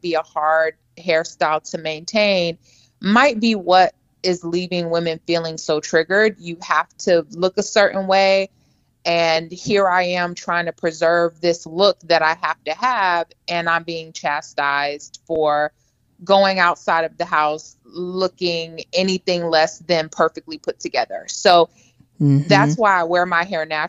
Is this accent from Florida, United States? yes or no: yes; Orlando, Florida, United States; I'm from Orlando, attended FAMU where I met Jackie.